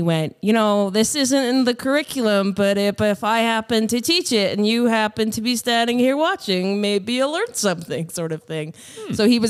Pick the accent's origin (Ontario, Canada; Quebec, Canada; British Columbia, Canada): British Columbia, Canada; Chilliwack; moved away as an adult; now in Turner Valley, Canada; The Fraser Valley. Yeah, I grew up in Chilliwack. I grew up in Chilliwack. All my family still lives out there. So I lived out there until I graduated high school and moved out here for college.